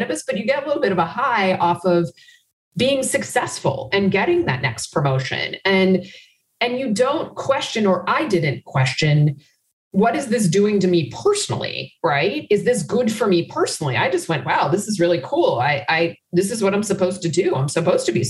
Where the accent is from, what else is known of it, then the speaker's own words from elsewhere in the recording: Washington, District of Columbia, United States; moved away as an adult; now in Chicago, United States; I grew up in Washington, D.C.